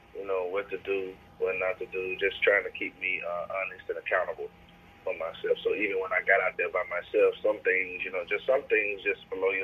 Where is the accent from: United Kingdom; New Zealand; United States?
United States; Shreveport, Louisiana; moved away as an adult; now in Dallas, United States; Well, I live in Dallas, Texas now, but I'm actually from Louisiana. I'm Shreveport, Louisiana, man. I recently just moved to Dallas, maybe about 7-8 months ago.